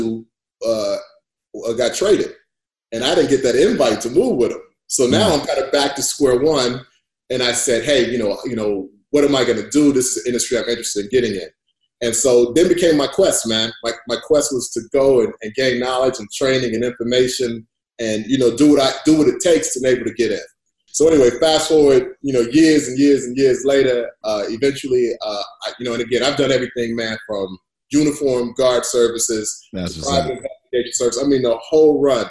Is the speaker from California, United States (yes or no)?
no; Chicago, Illinois, United States; I'm from Chicago. I'm from inner city Chicago